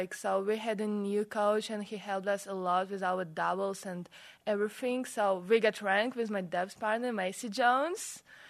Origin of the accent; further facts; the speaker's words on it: Russia; English is a second language; moved away as an adult; now in Salt Lake City, United States; I'm from Russia.